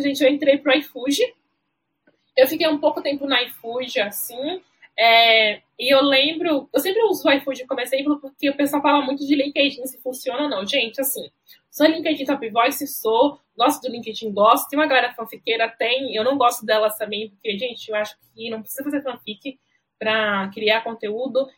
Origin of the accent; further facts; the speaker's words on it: Alagoinhas, Bahia, Brazil; moved away as an adult; now in São Paulo, Brazil; eu fui criada no interior de Alagoinhas pelos meus avós